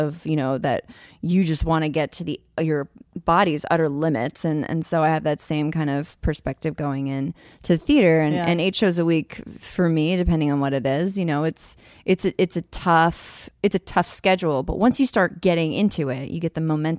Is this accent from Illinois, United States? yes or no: no; San Francisco, California, United States; moved away; come back home to San Francisco because I've never done a big production in my hometown ever, like, ever. And I grew up in the Haight-Ashbury.